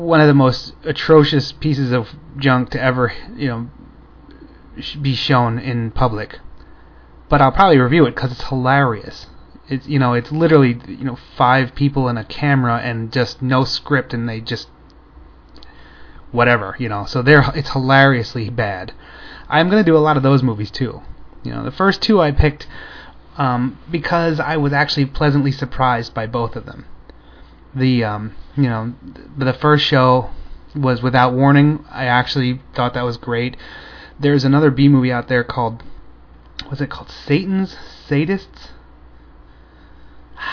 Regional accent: Florida, United States; I'm from Florida

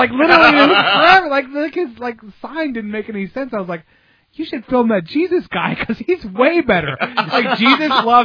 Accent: Tampa, Florida, United States; also born or lived in Clearwater, Florida; I'm from Tampa and Clearwater

